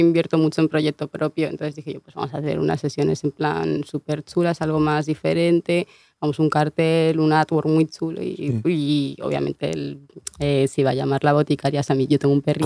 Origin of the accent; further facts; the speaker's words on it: Vigo, Galicia, Spain; also born or lived in Canary Islands; yo soy medio gallega, pues me crié en, tú sabes, Vigo